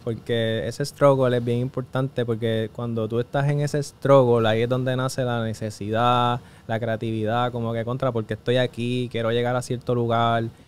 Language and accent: Spanish; Mayagüez, Puerto Rico; Yo como tal soy de Mayagüez, Puerto Rico